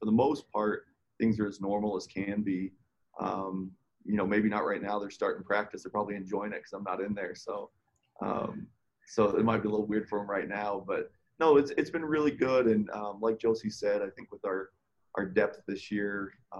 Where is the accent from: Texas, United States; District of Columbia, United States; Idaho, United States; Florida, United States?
Texas, United States; now in Orem, United States; I've lived here for 20 years, but I grew up in Texas